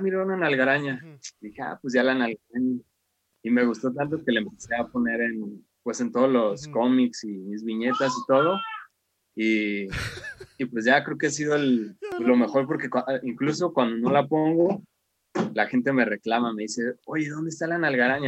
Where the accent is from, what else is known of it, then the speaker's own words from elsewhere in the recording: Mexico; soy de México